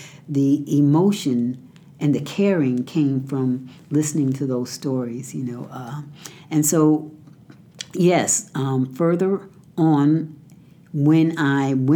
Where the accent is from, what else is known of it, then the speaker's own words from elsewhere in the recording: Connecticut, United States; I grew up in Connecticut.